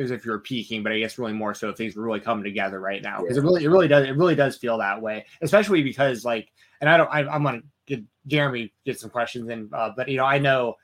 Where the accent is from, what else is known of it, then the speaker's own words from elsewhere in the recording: Atlanta, Georgia, United States; I'm from Atlanta.